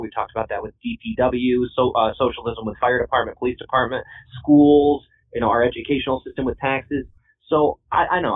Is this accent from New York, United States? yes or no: yes; Herkimer County, New York, United States; I've been born and raised in Herkimer County my whole life